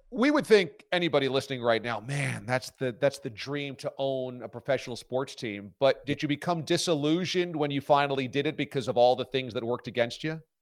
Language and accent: English; Warwick, New York, United States; I grew up in Warwick, New York, which is in the Hudson Valley of New York, and that's in Orange County